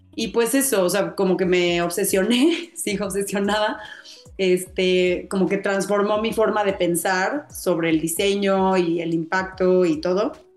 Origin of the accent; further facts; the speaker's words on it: Mexico; me permitió hacer los proyectos de la, de la maestría en México, que es lo que yo quería, ¿no? Para, porque al final quería poner en práctica lo que aprendiera en mi país